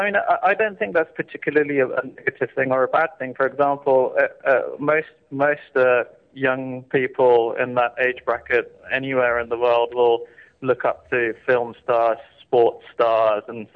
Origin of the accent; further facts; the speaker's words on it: United Kingdom; as an Indian who has been born and brought up in the UK